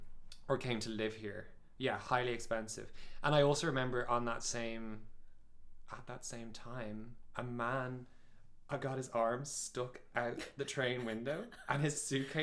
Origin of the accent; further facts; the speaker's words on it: Ireland; now in Norway; as an Irish person